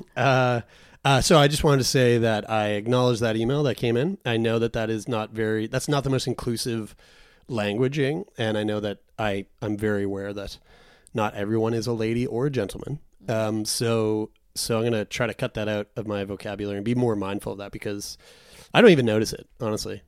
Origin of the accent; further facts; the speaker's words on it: Newfoundland and Labrador, Canada; I am a Newfoundlander. you can fully call me Newfie